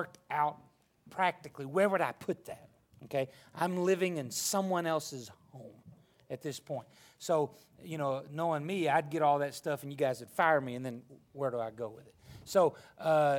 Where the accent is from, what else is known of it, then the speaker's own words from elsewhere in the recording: Arkansas, United States; moved away; I was raised in Arkansas